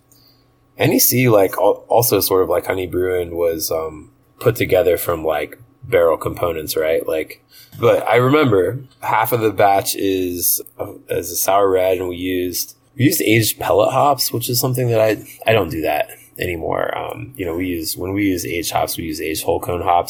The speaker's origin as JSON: {"language": "English", "country": "United States", "said": "we're American"}